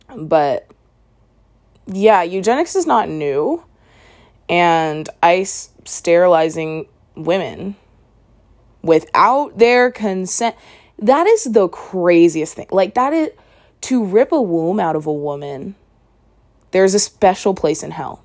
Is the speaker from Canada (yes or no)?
yes; Canada; I'm Canadian